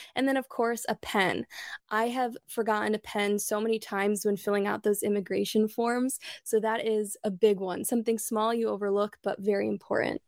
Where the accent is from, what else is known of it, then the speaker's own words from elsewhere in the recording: Midwest, United States; moved away as an adult; also born or lived in Michigan / Illinois / Chicago; now in Sarasota, United States; we're both born and raised in the Midwest